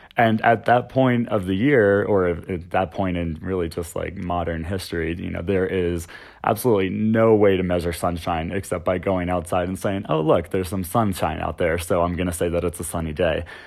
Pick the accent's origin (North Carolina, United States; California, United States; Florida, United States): Florida, United States; also born or lived in the Carolinas; now in Denver, United States; I grew up in Florida on the coast, um, and then I came out here from the Carolinas about six years ago.